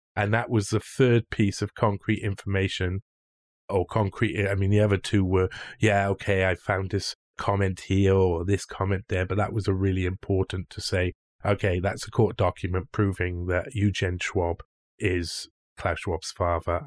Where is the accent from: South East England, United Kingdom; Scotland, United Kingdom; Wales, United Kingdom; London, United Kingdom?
Wales, United Kingdom; Cardiff; I come from Britain